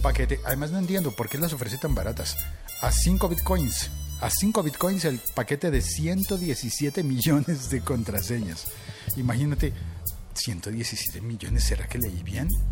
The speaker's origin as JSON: {"language": "Spanish", "country": "Colombia", "also_born_or_lived": "Bogotá", "said": "vivo en Bogotá, Colombia y como buen colombiano me gusta el tinto"}